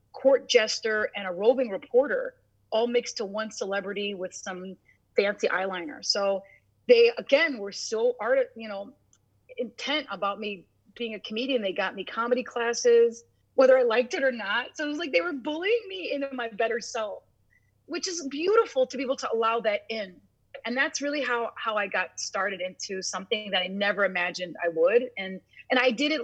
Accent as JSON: {"language": "English", "town": "Chicago", "region": "Illinois", "country": "United States", "tie": "born or raised there", "said": "I grew up in Chicago"}